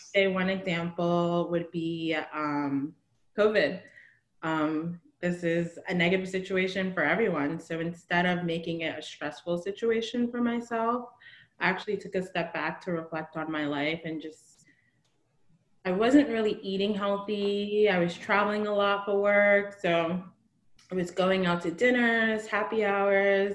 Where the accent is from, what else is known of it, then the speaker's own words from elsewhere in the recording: New Jersey, United States; moved away as an adult; now in Marina del Rey, United States; I am from New Jersey. I grew up in New Jersey.